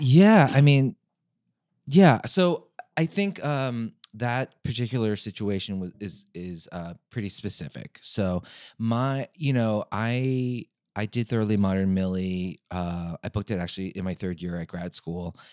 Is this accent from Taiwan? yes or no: no; United States; being Korean American going back to Korea, uh, my Korean is not great